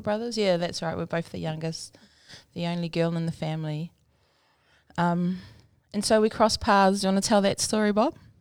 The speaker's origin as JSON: {"language": "English", "town": "Rotorua", "region": "Bay of Plenty", "country": "New Zealand", "tie": "born or raised there", "also_born_or_lived": "Palmerston North", "moved": "as an adult", "lives_now": "Auckland, New Zealand", "said": "I grew up in Rotorua um, until I was 19, and then I moved to Palmerston North for a few years, and then I pretty much moved to Auckland after"}